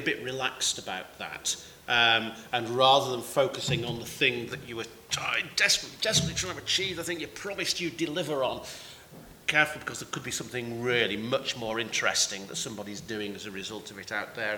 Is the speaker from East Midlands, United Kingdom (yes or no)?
no; Manchester, North West England, United Kingdom; now in Cornwall, United Kingdom; I come from Manchester originally